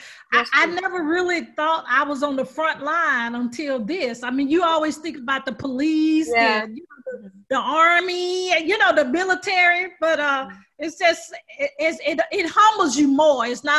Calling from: Atlanta, Georgia, United States; I'm in Atlanta.

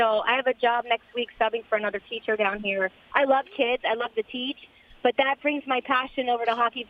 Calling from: Florida, United States; I am calling from South Florida.

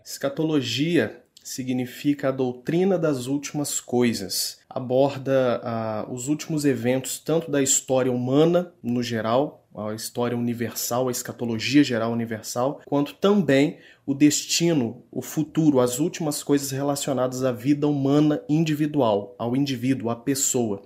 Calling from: Juiz de Fora, Minas Gerais, Brazil; eu falo daqui de Juiz de Fora, Minas Gerais, região sudeste do país.

